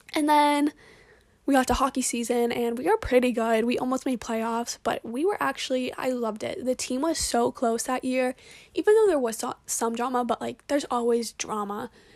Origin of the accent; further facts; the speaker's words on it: Braintree, Massachusetts, United States; I'm from Braintree, which is pretty good at lacrosse